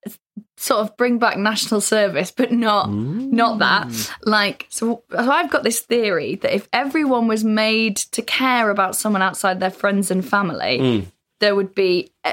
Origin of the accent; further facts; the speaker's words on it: North Wales, United Kingdom; I'm from North Wales.